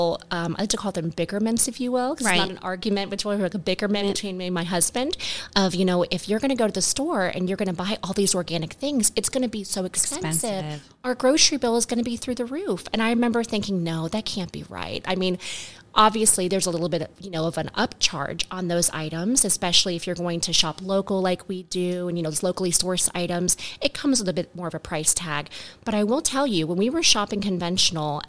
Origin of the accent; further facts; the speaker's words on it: Florida, United States; We grew up here in the South, here in Florida